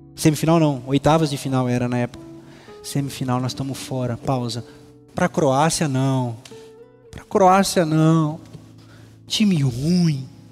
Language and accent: Portuguese; Presidente Venceslau, São Paulo, Brazil; moved away; lá na minha cidade, Presidente Venceslau